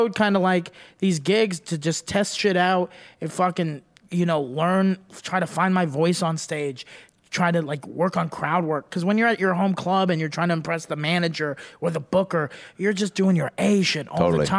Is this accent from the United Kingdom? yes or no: no; Dallas, Texas, United States; I didn't want to bomb a lot in my hometown.